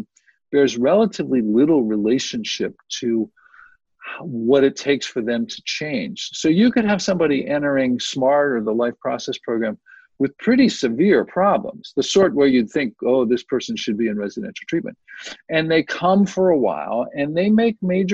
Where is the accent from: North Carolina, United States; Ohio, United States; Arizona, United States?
Ohio, United States; Youngstown; now in San Diego, United States; I grew up in Youngstown, Ohio